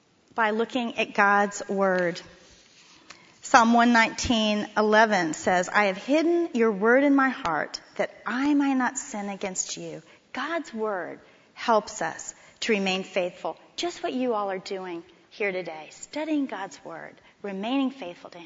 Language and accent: English; Miami, Florida, United States; moved away as an adult; also born or lived in Texas; When I came to TCU from Miami, Florida, I'd never been to Texas before